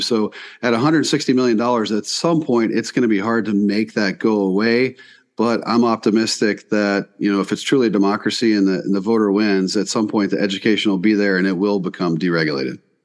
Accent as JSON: {"language": "English", "area": "East Coast", "region": "Southeast", "country": "United States", "tie": "born or raised there", "moved": "as an adult", "lives_now": "South Dakota, United States", "said": "I grew up on the East Coast, uh, Southeast"}